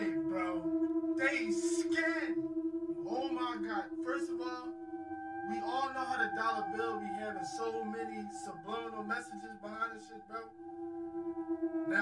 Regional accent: Philadelphia, Pennsylvania, United States; I'm from Philly.

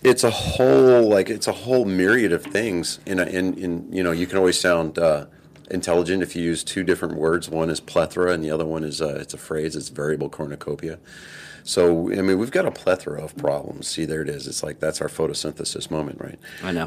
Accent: Texas, United States; also born or lived in San Diego, California; I was born in San Diego, and it was just because my dad was in the Navy at the time, and he couldn't get leave approved in time to get me get my mother back to Texas so I could be born here.

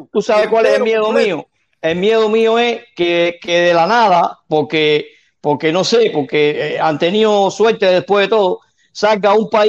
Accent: Sandino, Pinar del Río, Cuba; Yo, yo se lo dije a protesta, de ahí soy yo. Yo nací en Sandino

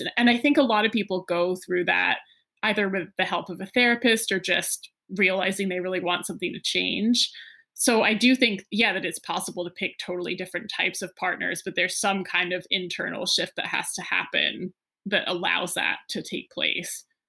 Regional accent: New England, United States; I grew up partly in New England

